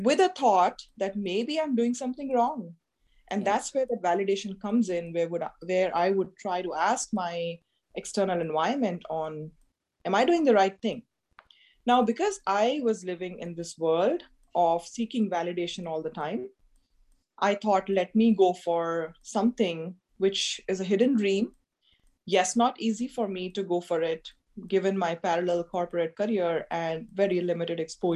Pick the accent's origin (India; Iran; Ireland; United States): India; being an Indian woman coming from a middle-class family